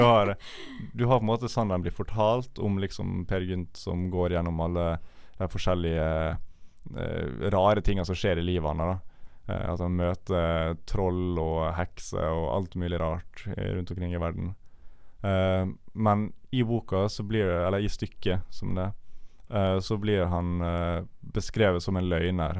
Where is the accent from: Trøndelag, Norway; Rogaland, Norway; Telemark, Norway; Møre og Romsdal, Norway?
Møre og Romsdal, Norway; Ålesund; now in Bergen, Norway; da jeg var hjemme i Ålesund med mine foreldre.